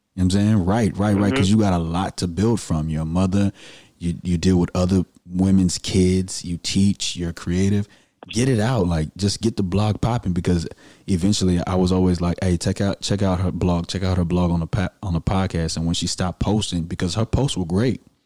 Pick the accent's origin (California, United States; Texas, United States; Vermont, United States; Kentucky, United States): Texas, United States; Houston; I'm from the Southwest and I went to Booker T. Washington. We the real Eagles in Houston, Texas.